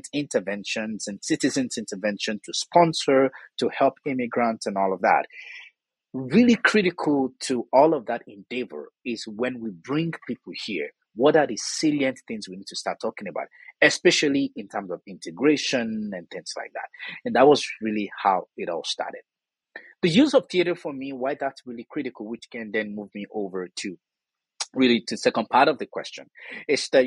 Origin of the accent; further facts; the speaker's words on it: Southwest Nigeria, Nigeria; accent: Yoruba; moved away as an adult; also born or lived in Jos, Nigeria; now in Canada; I am originally from Nigeria, moving from one place to another has always been a part of my own life. I was born in southwest part of Nigeria